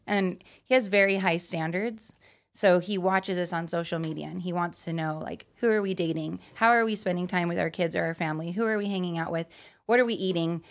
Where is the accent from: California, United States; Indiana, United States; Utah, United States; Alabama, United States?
Utah, United States; now in Las Vegas, United States; I'm from Utah, out here in Vegas